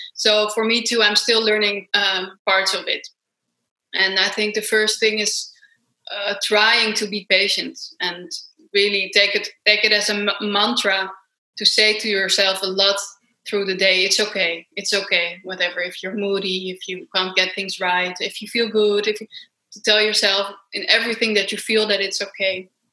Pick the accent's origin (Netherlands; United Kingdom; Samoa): Netherlands; Amsterdam, North Holland; I come from Amsterdam in Holland, Europe, far away from you guys